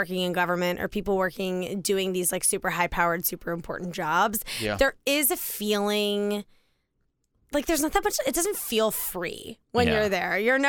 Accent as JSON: {"language": "English", "town": "Washington", "region": "District of Columbia", "country": "United States", "tie": "born or raised there", "moved": "yes", "said": "Absolutely. I mean, I grew up in Georgetown."}